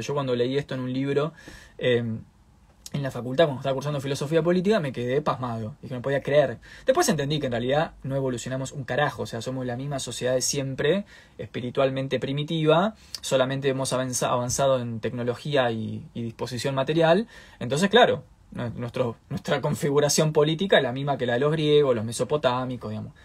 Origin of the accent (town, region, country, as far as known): Argentina